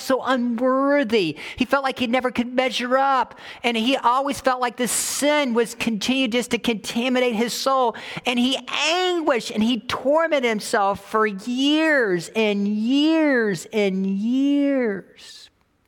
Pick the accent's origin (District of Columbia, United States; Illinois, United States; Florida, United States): Florida, United States; moved away; I came from Florida